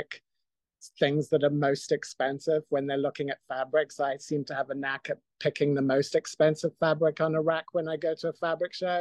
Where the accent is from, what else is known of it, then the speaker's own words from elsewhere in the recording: Zimbabwe; moved away; also born or lived in Scotland; I grew up in Zimbabwe